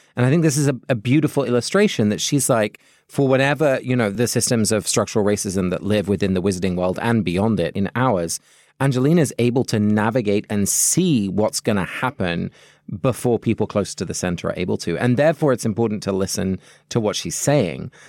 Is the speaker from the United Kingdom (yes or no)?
yes; London, United Kingdom; also born or lived in Netherlands (parents); now in United States; I have a British passport because I was born in London, and I have a Dutch passport because both my parents are Dutch.